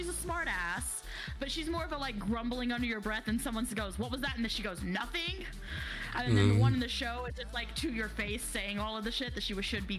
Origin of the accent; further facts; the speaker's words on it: Texas, United States; I am from Texas